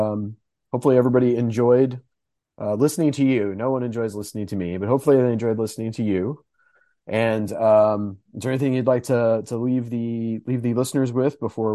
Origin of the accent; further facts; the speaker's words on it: the South, United States; I'm an off, but I'm from the South. So I feel like, you know, it gets hot.